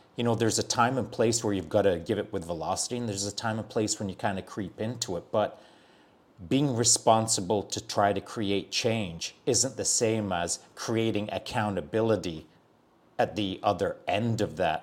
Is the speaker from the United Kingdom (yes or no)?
yes; Barnsley, Yorkshire and the Humber, United Kingdom; moved away; I'm from Barnsley